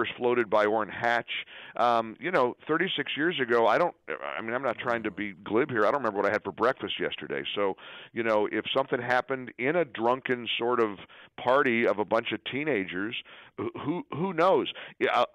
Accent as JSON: {"language": "English", "town": "Dayton", "region": "Ohio", "country": "United States", "tie": "born or raised there", "said": "my hometown of Dayton, Ohio"}